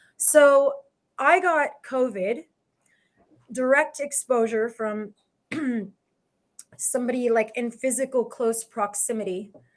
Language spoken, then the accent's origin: English; Los Angeles, California, United States; I am from Los Angeles.